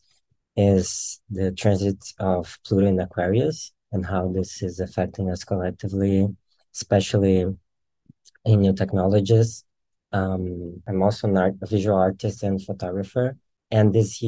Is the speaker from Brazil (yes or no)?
yes; very south of Brazil, southern Brazil, Brazil; I'm from Brazil and in the very south of Brazil